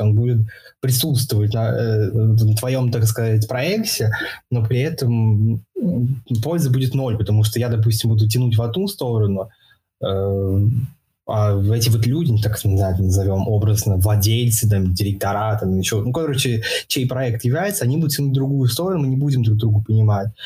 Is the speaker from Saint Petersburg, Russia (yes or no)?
yes; Saint Petersburg, Russia; в Питере, я из Питера, ну, в Питере в основном.